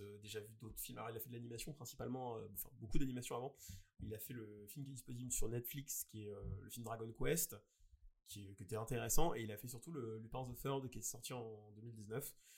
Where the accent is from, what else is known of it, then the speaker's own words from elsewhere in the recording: France; chez nous en France